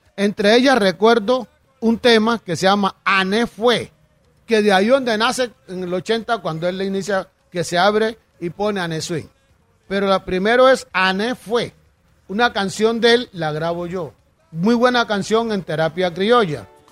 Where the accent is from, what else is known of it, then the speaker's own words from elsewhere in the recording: San Basilio de Palenque, Bolívar, Colombia; yo soy de Palenque